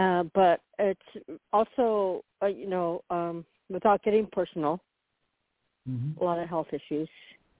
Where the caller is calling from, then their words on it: Florida, United States; … in Florida.